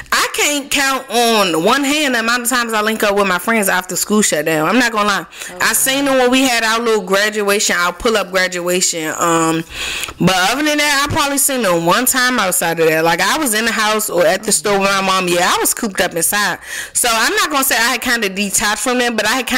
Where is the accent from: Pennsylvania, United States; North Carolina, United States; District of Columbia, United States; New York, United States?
District of Columbia, United States; Washington; I take pride in being born and raised in Southeast DC